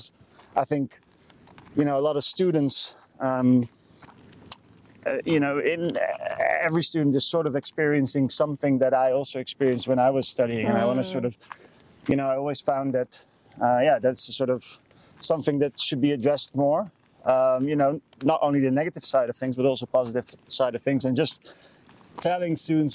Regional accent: Amsterdam, North Holland, Netherlands; English is a second language; moved away as an adult; now in Warwick, United Kingdom; I'm from Amsterdam in the Netherlands. Born

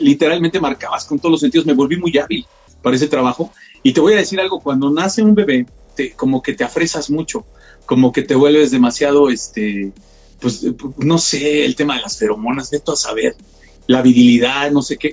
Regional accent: Mexico; Como sociedad mexicana

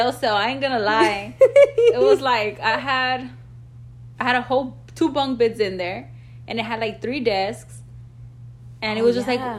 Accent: Southern California, United States

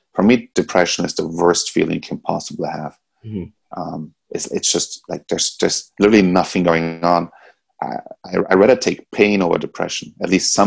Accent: Austria; now in United States; In Europe, I grew up in Austria.

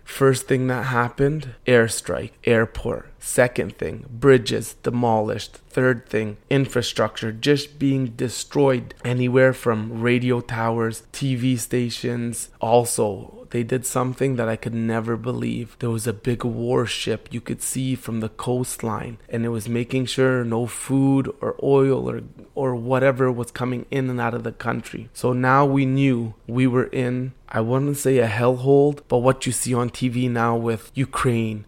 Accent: Canada; I'm born and raised in Canada

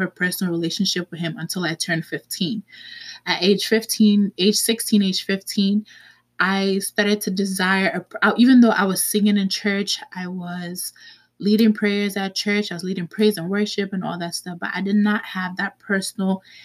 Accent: New York City, New York, United States; also born or lived in Manhattan, New York; now in New Jersey, United States; I was born in Manhattan, raised in the Bronx, and now I currently reside in New Jersey.

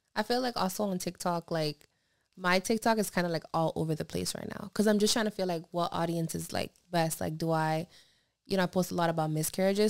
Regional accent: Pennsylvania, United States; moved away; when I travel to Pennsylvania to my hometown

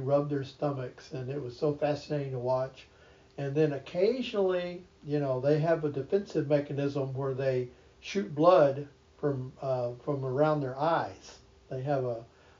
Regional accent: North Texas, United States; as a child growing up in North Texas, my brother and I, always hunting out the horned toads

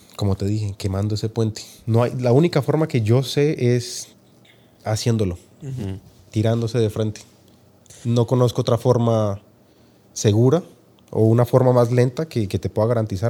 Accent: Colombia; moved away as an adult; also born or lived in Argentina; now in Utah, United States; haber nacido en Colombia

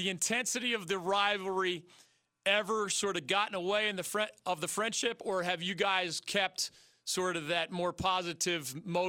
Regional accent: Pennsylvania, United States; Growing up in … in Pennsylvania as a little kid

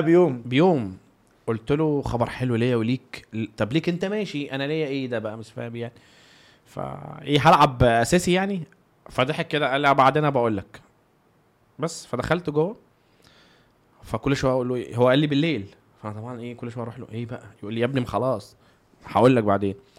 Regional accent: Egypt; إحنا في كمصريين

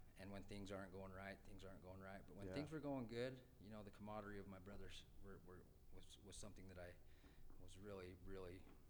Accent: Tooele, Utah, United States; also born or lived in Salt Lake City, Utah; I grew up in a small town called Tooele.

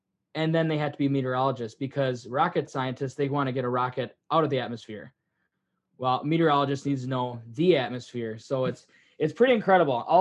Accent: Midwest, United States; growing up in the Midwest

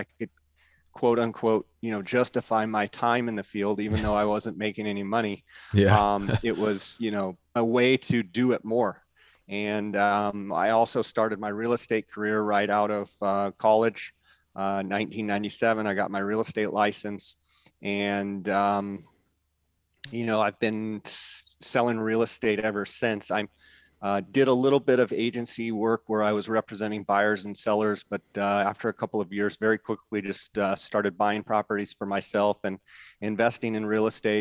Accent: Arizona, United States; also born or lived in California; I was born in California, but moved over here when I was one. And so I feel like I'm an Arizona native.

